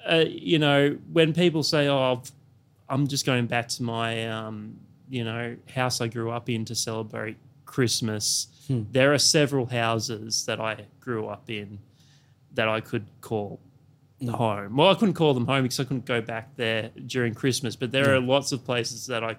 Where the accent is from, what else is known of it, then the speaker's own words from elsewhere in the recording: Newcastle, New South Wales, Australia; also born or lived in Canberra / Yass; So I grew up all around Australia, lots of regional towns. So I was born in a place called Newcastle, in New South Wales. Then we moved to Canberra, and then from Canberra we moved to a town called Yass, which is sort of in between Canberra and Sydney.